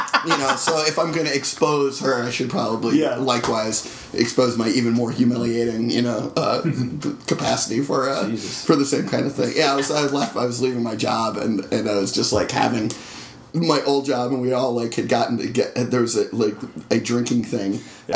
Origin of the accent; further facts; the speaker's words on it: North Carolina, United States; I spent time growing up in North Carolina